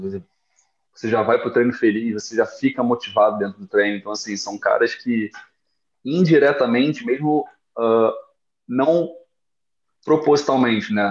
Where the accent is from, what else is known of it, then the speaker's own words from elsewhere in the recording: Rio de Janeiro, Brazil; moved away as an adult; also born or lived in Guarulhos; eu nunca saí do Rio